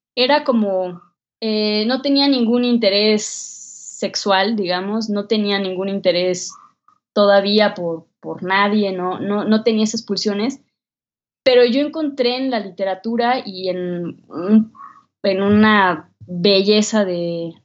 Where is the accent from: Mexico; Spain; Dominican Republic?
Mexico; una mexicana de 22 años